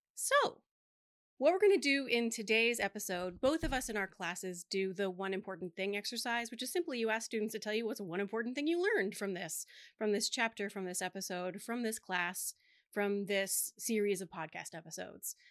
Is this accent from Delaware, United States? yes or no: yes; Delaware, United States; … and I, being born and raised in Delaware, had Doctor Jill Biden as our tenth grade English teacher